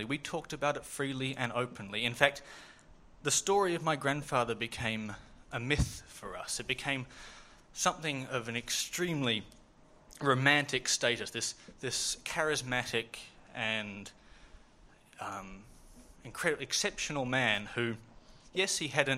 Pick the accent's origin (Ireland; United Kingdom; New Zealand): New Zealand; Dunedin, Otago; I grew up in Dunedin